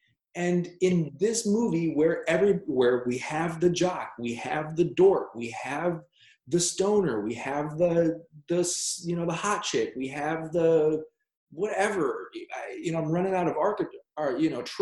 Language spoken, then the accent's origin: English; Minneapolis, Minnesota, United States; Minneapolis, my hometown